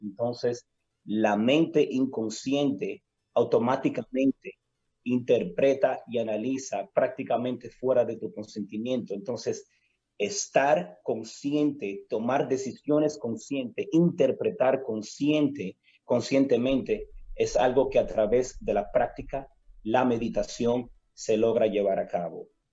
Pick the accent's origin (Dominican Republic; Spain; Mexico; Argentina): Dominican Republic; somos nosotros los dominicanos